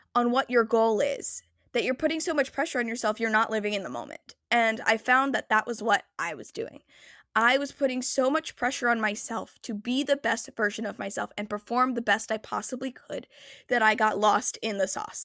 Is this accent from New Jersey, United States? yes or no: yes; New Jersey, United States; I am from New Jersey